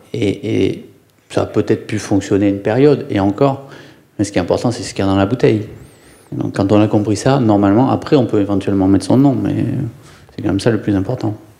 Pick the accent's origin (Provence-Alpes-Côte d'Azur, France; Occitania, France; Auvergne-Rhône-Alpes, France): Occitania, France; Ariège; moved away; also born or lived in Lyon / Nantes / Bordeaux; je viens de la campagne, je viens de l'Ariège, mes grands-parents étaient paysans